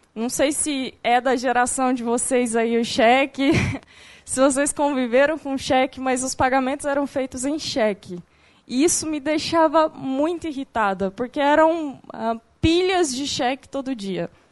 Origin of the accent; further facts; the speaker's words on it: Goiânia, Goiás, Brazil; moved away as an adult; eu sou de Goiânia também, não viajei o mundo como a Stephanie, saí há pouco tempo de Goiânia há dois anos